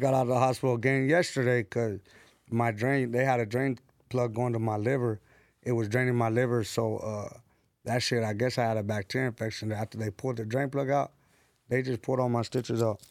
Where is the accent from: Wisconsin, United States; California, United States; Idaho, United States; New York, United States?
California, United States; San Bernardino; now in Los Angeles, United States; I'm from San Bernardino, from the west side of Deno